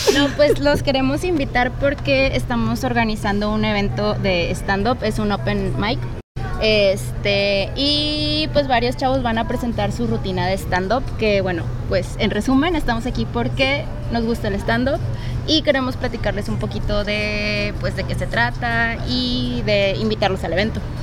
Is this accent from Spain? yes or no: no; Mexico; yo soy de la Victoria